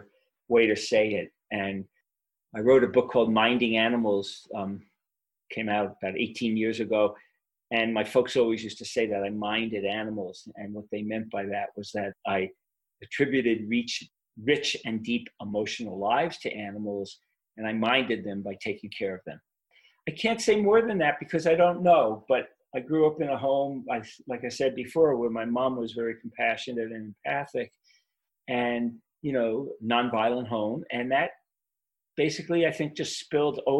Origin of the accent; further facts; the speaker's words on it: New York City, New York, United States; also born or lived in South Shore of Long Island, New York; now in Boulder, United States; I grew up in Brooklyn, New York